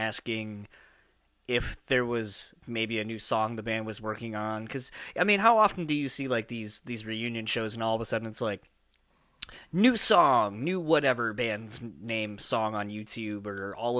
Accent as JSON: {"language": "English", "region": "East Coast", "country": "United States", "tie": "born or raised there", "moved": "yes", "lives_now": "Midwest, United States", "said": "growing up in the East Coast originally, living here in the Midwest"}